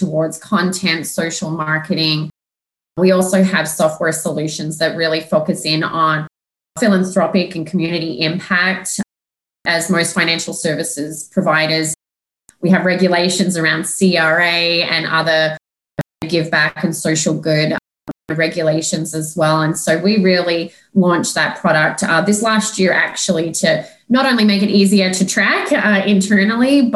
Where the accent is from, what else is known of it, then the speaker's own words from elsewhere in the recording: Australia; moved away; also born or lived in Melbourne / Sydney; I'm actually from Australia